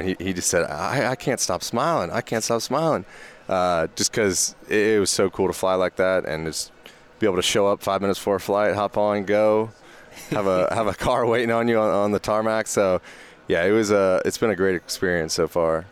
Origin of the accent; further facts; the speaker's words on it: Georgia, United States; moved away as an adult; now in Kansas, United States; I'm from Georgia